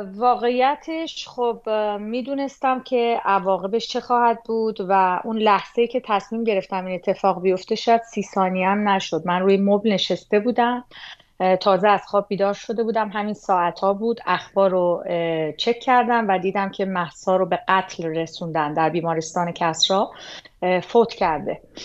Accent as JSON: {"language": "Persian", "country": "Iran", "moved": "as an adult"}